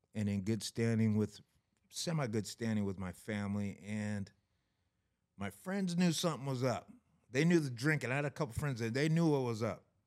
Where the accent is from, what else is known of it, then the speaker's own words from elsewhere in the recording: Issaquah, Washington, United States; I'm from Issaquah, Washington, raised by white parents